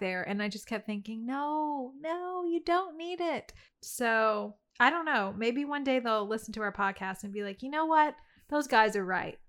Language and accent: English; Louisiana, United States; moved away; also born or lived in the Carolinas; my hometown of, like, Louisiana